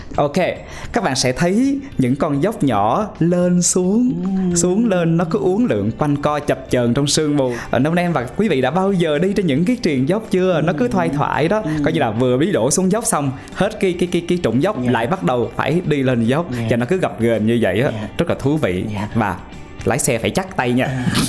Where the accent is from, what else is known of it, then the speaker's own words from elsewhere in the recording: Pleiku, Gia Lai, Vietnam; tại thành phố Pleiku